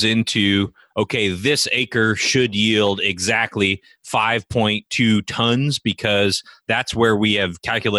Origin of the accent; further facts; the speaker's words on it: Sonoma County, California, United States; I grew up in Sonoma County, California